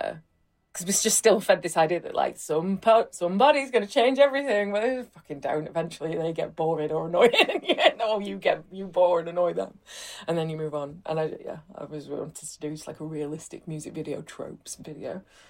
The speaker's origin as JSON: {"language": "English", "town": "Rotherham", "region": "Yorkshire and the Humber", "country": "United Kingdom", "tie": "born or raised there", "said": "Well, there kind of wasn't one, but then I did have this T-shirt that said Rotherham is the new Berlin"}